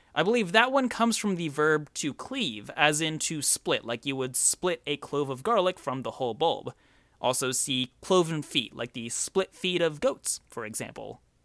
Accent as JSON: {"language": "English", "country": "United States", "said": "I'm from America"}